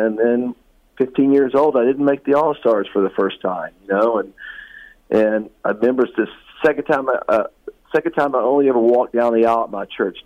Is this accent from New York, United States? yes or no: no; West Virginia, United States; moved away; I came from West Virginia. I was born and raised